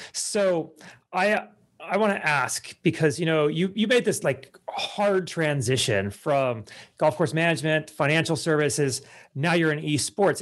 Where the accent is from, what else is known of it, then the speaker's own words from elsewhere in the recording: California, United States; also born or lived in Ohio; now in Las Vegas, United States; I grew up in California. I live in Las Vegas now.